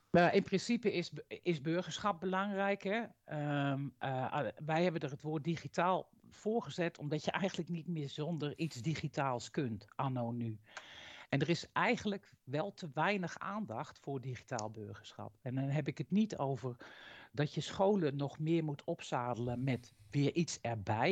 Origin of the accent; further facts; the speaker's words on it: Utrecht, Netherlands; moved away as an adult; now in Drenthe, Netherlands; Oorspronkelijk kom ik uit Utrecht